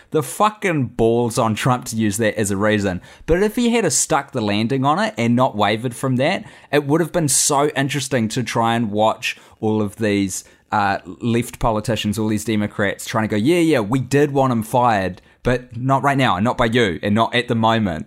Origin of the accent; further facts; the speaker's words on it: New Zealand; I am a Kiwi abroad right now.